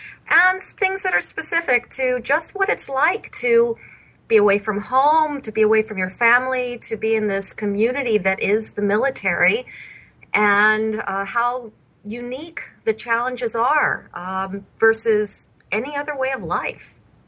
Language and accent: English; Bethesda, Maryland, United States; born there; My military background goes back to the day I was born in Bethesda Naval Hospital.